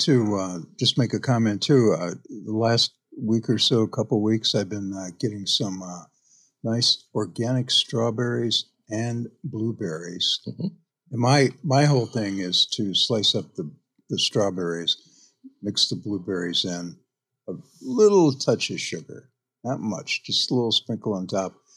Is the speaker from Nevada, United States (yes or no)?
no; Iowa, United States; now in Bainbridge Island, United States; where I grew up in Iowa